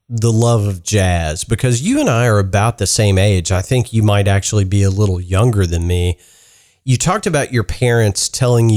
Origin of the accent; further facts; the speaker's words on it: Kentucky, United States; Growing up in the South or the Midwest, however you want to classify Kentucky